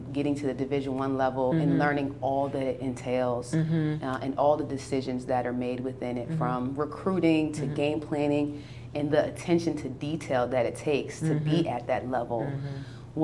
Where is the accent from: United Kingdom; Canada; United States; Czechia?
United States; New Brunswick, New Jersey; I'm from New Brunswick, New Jersey